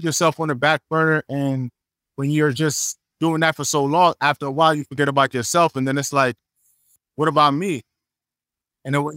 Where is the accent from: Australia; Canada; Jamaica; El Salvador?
Jamaica; also born or lived in Atlanta / Los Angeles / New York; now in Miami, United States; being Jamaican